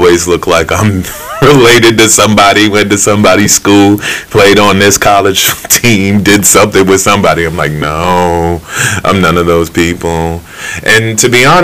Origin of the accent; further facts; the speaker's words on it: Maryland, United States; I grew up in Maryland